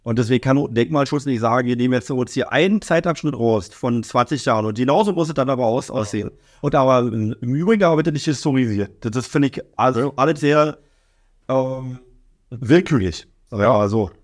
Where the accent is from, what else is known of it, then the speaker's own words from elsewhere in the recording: Oranienburg, Brandenburg, Germany; also born or lived in Berlin; ich bin in der Neustadt groß geworden